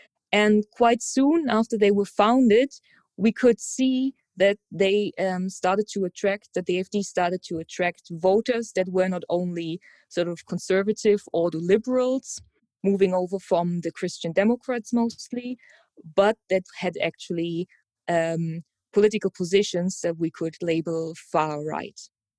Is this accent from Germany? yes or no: yes; Germany; I was born in July 1990, in what was still the GDR, but 3 months later became the Federal Republic.